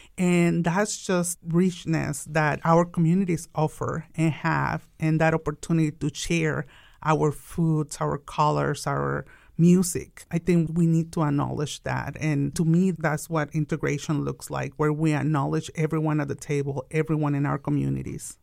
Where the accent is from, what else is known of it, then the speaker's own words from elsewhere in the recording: Tijuana, Baja California, Mexico; English is a second language; now in Wichita, United States; I'm an immigrant from Mexico. I was actually born in Tijuana, the most beautiful border from Mexico.